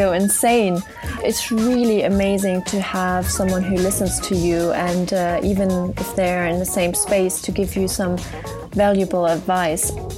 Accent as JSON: {"language": "English", "country": "Germany", "moved": "yes", "lives_now": "United Kingdom", "said": "It's normally …, a German version, and I'm from Germany."}